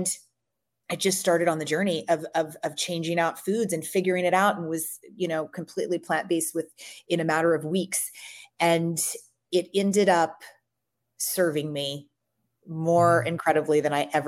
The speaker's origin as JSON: {"language": "English", "town": "Louisville", "region": "Kentucky", "country": "United States", "tie": "born or raised there", "said": "I grew up in Louisville, Kentucky, and I grew up on every animal food you could imagine"}